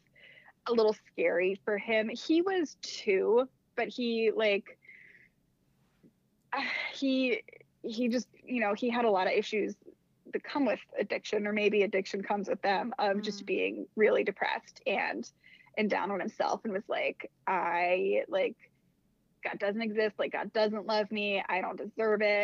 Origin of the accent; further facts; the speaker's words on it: Annapolis, Maryland, United States; moved away as an adult; also born or lived in Massachusetts; I was living in Annapolis. It's where I'm from. I'm from Maryland originally